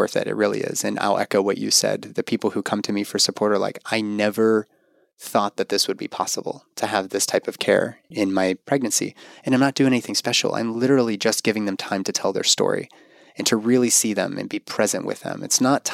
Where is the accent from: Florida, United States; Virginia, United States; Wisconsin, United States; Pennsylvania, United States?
Pennsylvania, United States; Pittsburgh; UPMC in my hometown of Pittsburgh.